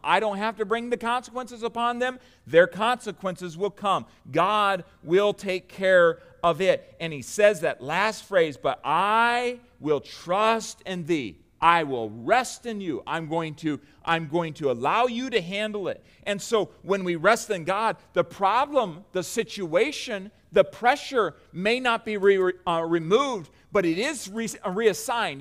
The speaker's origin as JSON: {"language": "English", "country": "United States", "said": "as an American"}